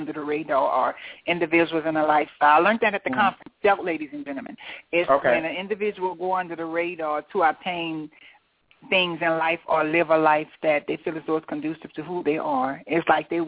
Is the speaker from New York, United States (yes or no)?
no; New Orleans, Louisiana, United States; I'm from New Orleans